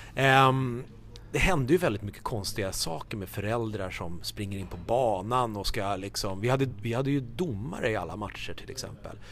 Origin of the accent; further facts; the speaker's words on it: Haninge, Stockholm County, Sweden; Jag är ju uppvuxen som sagt i Haninge, spelade i Haninge tennisklubb